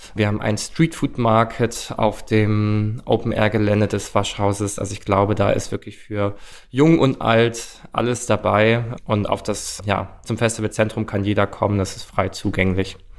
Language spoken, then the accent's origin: German; Stuttgart, Baden-Württemberg, Germany; moved away as an adult; now in Berlin, Germany; Ich komme ursprünglich aus Stuttgart, wohne jetzt aber seit sechseinhalb Jahren in Berlin